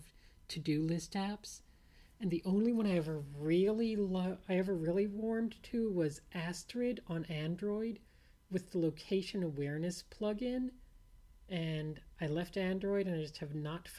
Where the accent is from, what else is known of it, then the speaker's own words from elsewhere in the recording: New Orleans, Louisiana, United States; moved away; I grew up in New Orleans, and the Gulf Coast beaches were a little stormy in general, a little undertowy